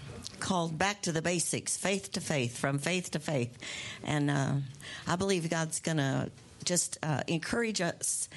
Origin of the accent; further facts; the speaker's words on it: United States; when I was growing up in America. You know, that's where we live